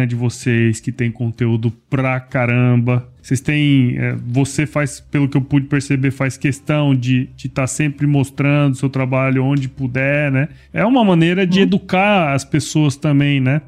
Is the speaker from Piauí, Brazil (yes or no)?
no; Mato Grosso, Brazil; also born or lived in São Paulo; eu sou de Mato Grosso